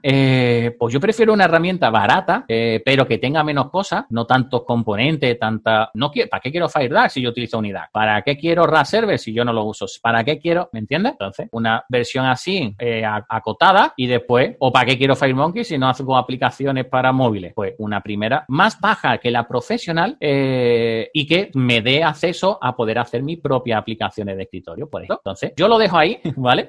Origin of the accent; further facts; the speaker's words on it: southern Spain, Spain; como soy del sur de España, pues hablo un poco rápido